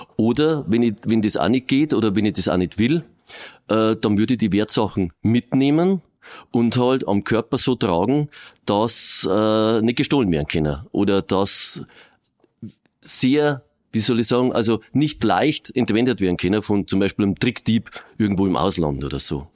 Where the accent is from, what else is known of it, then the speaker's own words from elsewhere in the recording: Regensburg, Bavaria, Germany; ich bin da geboren, groß geworden